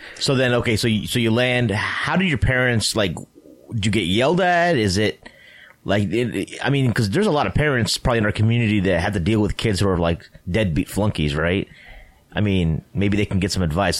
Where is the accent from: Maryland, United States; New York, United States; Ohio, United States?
Ohio, United States; moved away as an adult; also born or lived in Toronto, Canada; I went to college in Toronto, Canada, and I'm originally from Ohio.